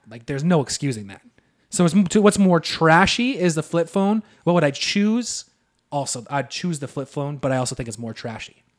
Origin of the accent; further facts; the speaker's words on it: Selkirk, Manitoba, Canada; we're from Selkirk